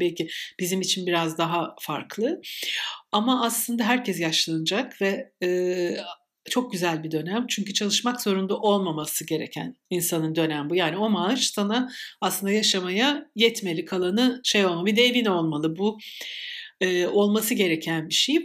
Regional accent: İzmir, Turkey; her İzmirli gibi

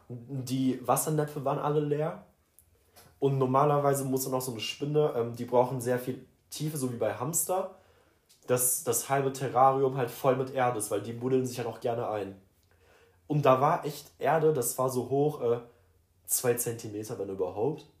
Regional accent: Sauerland, North Rhine-Westphalia, Germany; born or raised there; now in Cologne, Germany

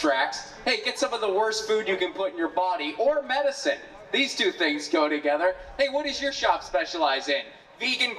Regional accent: United States; as an American

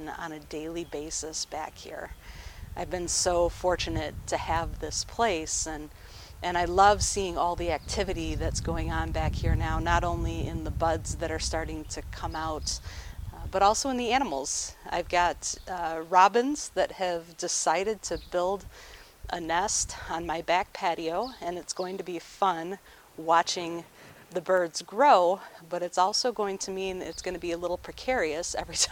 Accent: Farmington Hills, Michigan, United States; The house that I grew up in Farmington Hills, backed right up to a forest.

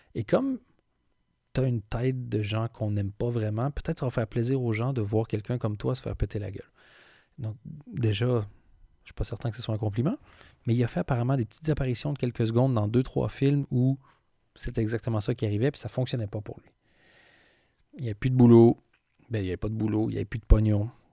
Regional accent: Belgium

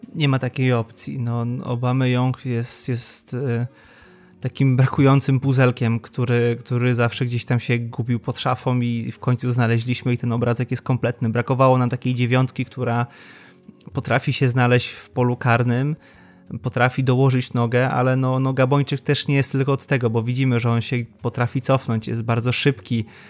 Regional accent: Łódź, Łódź Voivodeship, Poland; Jestem z Łodzi

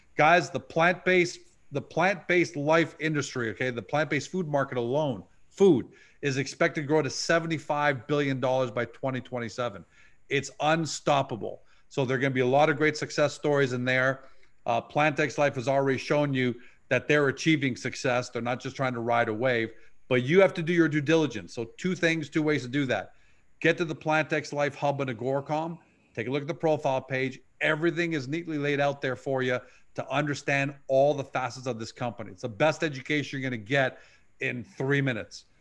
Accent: Canada; we grew up with in Canada with Hudson's Bay

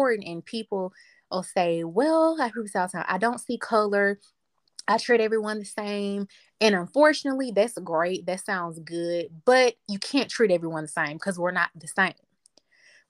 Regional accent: the South, United States; I'm from the South

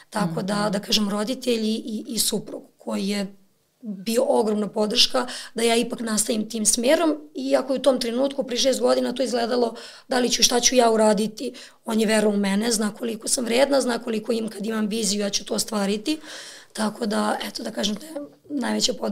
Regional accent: Lazarevac, Belgrade, Serbia; ja sam rođena sam u Beogradu, ali ja sam do srednje škole bila u Lazarevcu.

